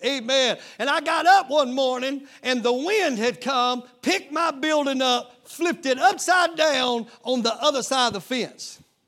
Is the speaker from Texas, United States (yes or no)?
yes; East Texas, United States; moved away; I'm from East Texas